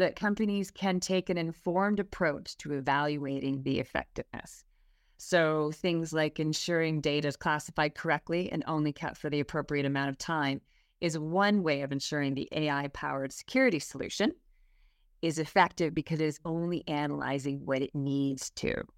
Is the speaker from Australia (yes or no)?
no; Canada; accent: Canadian; moved away as an adult; now in United Kingdom; I have a Canadian accent, so I grew up in Canada, moved to the U K twelve years ago